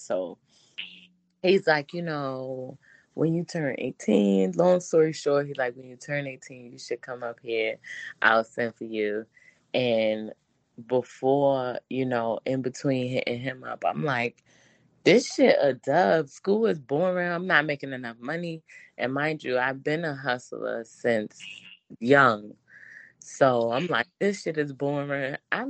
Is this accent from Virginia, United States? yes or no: yes; Virginia, United States; now in California, United States; So, you know, I was living in California. I'm originally from Virginia.